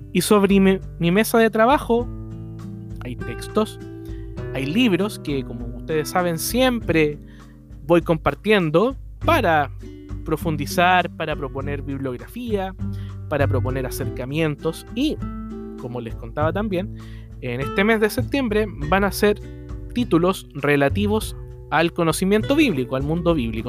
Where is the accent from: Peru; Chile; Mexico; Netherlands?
Chile; mi país, en Chile